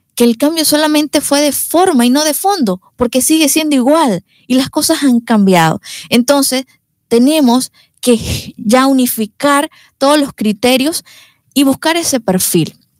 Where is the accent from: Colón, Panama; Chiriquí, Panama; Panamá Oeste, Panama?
Chiriquí, Panama; David; soy de, soy de acá, de David. Sí, mis padres también. Eh, mi familia es de acá.